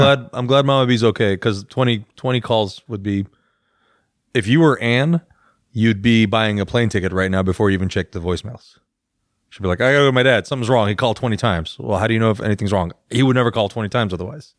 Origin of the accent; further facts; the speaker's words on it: Iran; I'm Iranian.